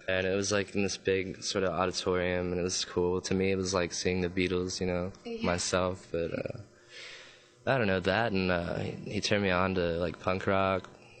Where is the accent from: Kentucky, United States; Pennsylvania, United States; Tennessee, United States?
Kentucky, United States; Owensboro; now in Louisville, United States; I'm from Owensboro, Kentucky, but I've been living in Louisville for about 10, 12 years.